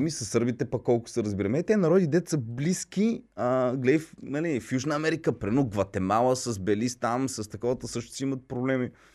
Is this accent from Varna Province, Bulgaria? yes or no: no; Plovdiv, Plovdiv Province, Bulgaria; нито съм украинец, нито съм руснак. Аз съм плодивчанин.